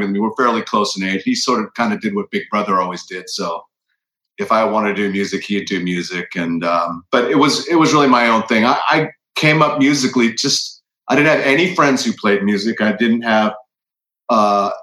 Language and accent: English; Los Angeles, California, United States; moved away as an adult; also born or lived in London; now in McMinnville, United States; I grew up in Los Angeles, California.